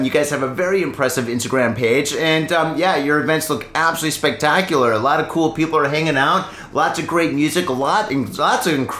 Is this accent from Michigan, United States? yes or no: yes; Detroit, Michigan, United States; now in Japan; I'm just an innocent young boy from Michigan